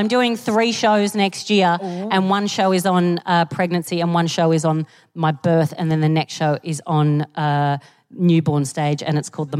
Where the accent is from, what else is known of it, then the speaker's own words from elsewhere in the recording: Australia; I'm from Australia